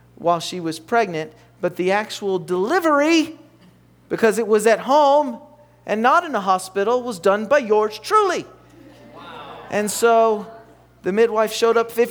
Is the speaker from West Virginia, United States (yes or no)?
yes; West Virginia, United States; I'm from West Virginia.